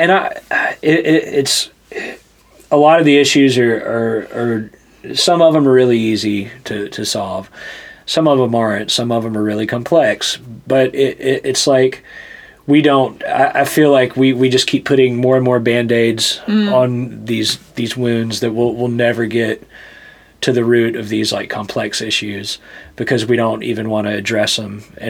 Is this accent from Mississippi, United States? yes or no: yes; Hattiesburg, Mississippi, United States; born there; No, I was born in Hattiesburg, Mississippi